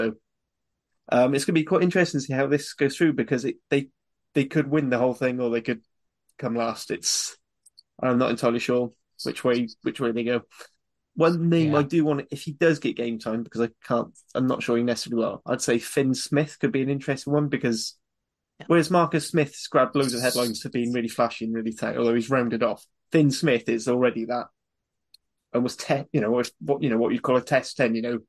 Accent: Wales, United Kingdom; even as a Welshman

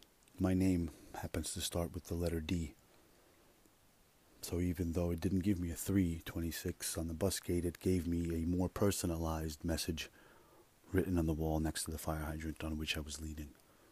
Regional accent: Russia; born there; I was born in Russia. You know? I think. So they tell me.

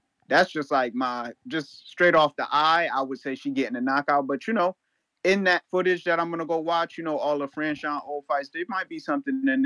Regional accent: Connecticut, United States; I'm from Connecticut

